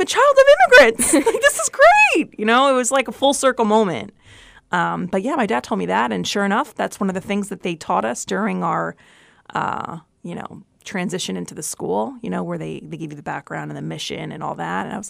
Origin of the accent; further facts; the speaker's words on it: Brooklyn, New York, United States; born there; I guess because I was born in Brooklyn, right? And my dad and my mom lived in Brooklyn or whatever.